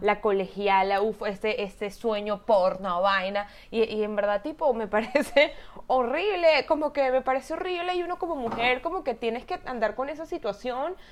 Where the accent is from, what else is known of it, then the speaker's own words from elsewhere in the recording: Venezuela; yo también soy venezolana